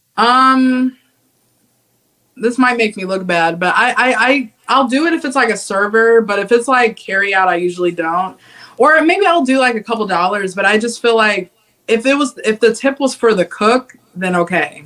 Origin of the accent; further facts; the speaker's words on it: Cincinnati, Ohio, United States; I'm from Cincinnati, Ohio